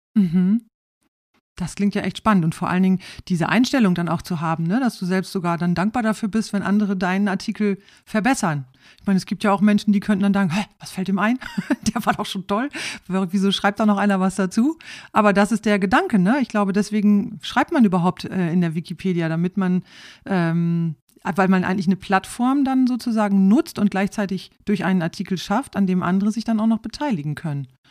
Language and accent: German; Rhauderfehn, Lower Saxony, Germany; Ich bin in Klostermoor aufgewachsen, in Klostermoor im, im, in, in der Gemeinde Rauderfehn im Landkreis Leer